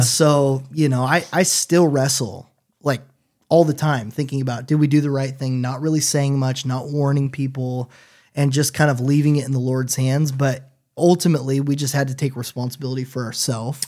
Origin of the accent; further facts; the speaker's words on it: Washington, United States; moved away as an adult; now in Chattanooga, United States; I grew up in Washington State and my dad was a pastor